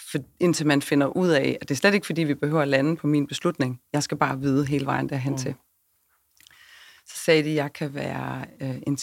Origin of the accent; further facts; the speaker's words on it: Svendborg, Southern Denmark, Denmark; Og så er jeg fra Syfyn. Jeg er fra Svendborg, ja, så jeg er Fynbo. Og min aner er fra Ærø.